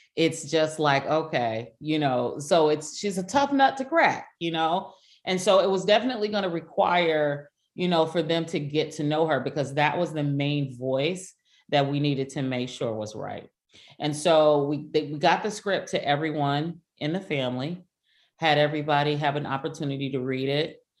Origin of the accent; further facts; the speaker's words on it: Compton, California, United States; we're from Compton